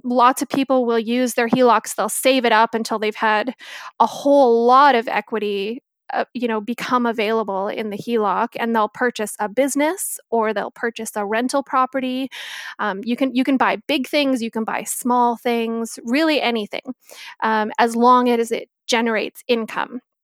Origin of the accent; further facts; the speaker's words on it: Victoria, British Columbia, Canada; also born or lived in Northern Ontario; I am born and raised in Victoria, spent a small amount of time in Northern Ontario, and decided that winters were not for me, so came flying back to the West Coast